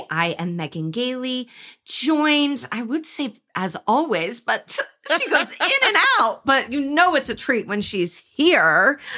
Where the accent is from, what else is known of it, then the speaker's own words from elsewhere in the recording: New York City, New York, United States; It's also hilarious to brag about mob connections to a woman born and raised in New York City.